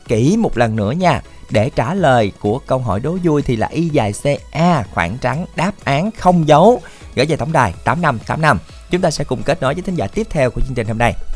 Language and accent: Vietnamese; Mỏ Cày, Bến Tre, Vietnam; quê thì ở mỏ cài